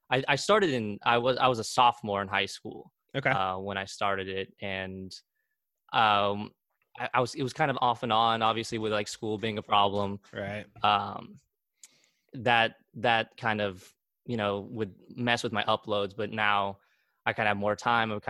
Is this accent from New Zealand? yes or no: no; Argentina; now in Wichita, United States; away from where I am originally from Argentina, I always my whole life I thought, you know, that's home and Wichita's kind of like the the side